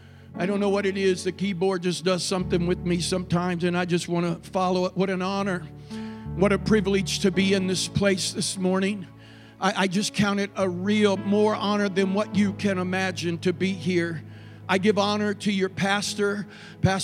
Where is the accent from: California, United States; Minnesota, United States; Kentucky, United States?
Kentucky, United States; Paducah; I'm from Paducah